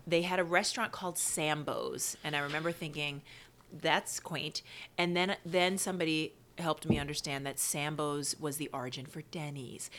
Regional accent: New York City, New York, United States; also born or lived in Baltimore; I grew up in Queens.

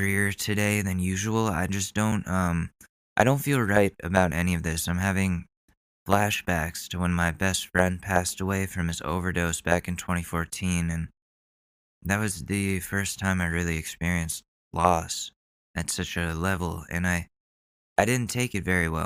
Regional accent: Ridgefield, Connecticut, United States; A lot of people from my hometown passed away when I was younger, that Ridgefield, Connecticut is kind of cursed with tragedies

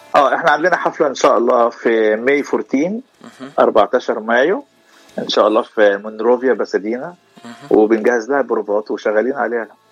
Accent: Egypt; moved away as an adult; now in Los Angeles, United States; انا من مصر ايجيبت وبقالي 11 سنه في لوس انجلوس

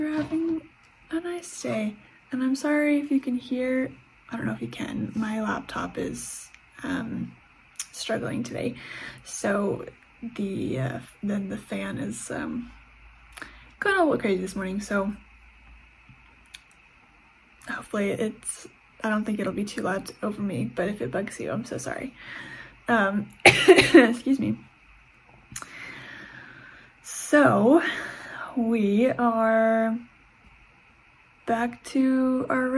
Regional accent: United States; also born or lived in England; now in Canada; I have grown up, I was born in the States, and I live in Canada.

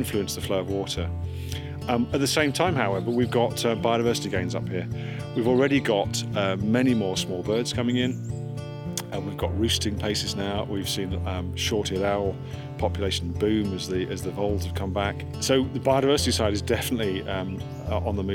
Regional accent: Suffolk, East of England, United Kingdom; moved away; I was born and brought up in Suffolk

